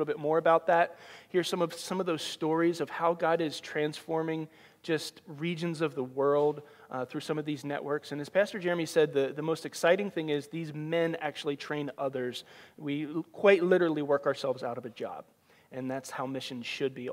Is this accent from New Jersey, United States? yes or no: yes; just outside of Philadelphia, New Jersey, United States; moved away as an adult; also born or lived in Ohio; now in Iowa, United States; I grew up in New Jersey, just outside of Philadelphia